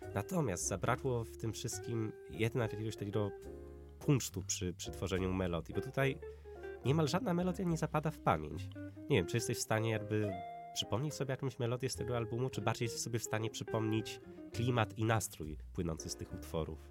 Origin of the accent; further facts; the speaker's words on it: Widawa, Łódź Voivodeship, Poland; also born or lived in Zduńska Wola; Widawa, tam, tam skąd pochodzę, to jest wieś, a ma 2000. tysiące.